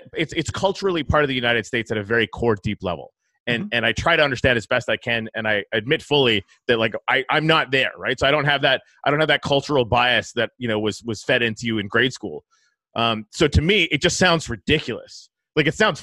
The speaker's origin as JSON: {"language": "English", "country": "Canada", "said": "I'm from Canada."}